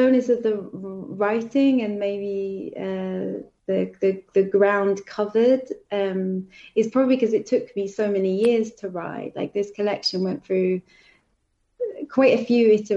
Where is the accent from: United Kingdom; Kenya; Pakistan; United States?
United Kingdom; London; I'm from Southeast London. That's just not the way that I speak